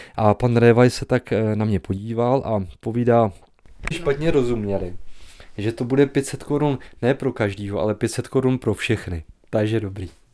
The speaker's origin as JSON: {"language": "Czech", "town": "Slatiňany", "region": "Pardubice Region", "country": "Czechia", "tie": "born or raised there", "also_born_or_lived": "Hradec Králové / Prague", "said": "jsem vyrůstal ve Slatíňanech"}